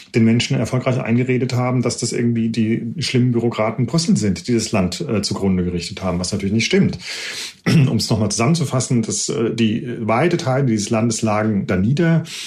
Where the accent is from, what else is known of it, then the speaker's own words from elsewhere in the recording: Germany; moved away as an adult; now in United Kingdom; uns Deutschen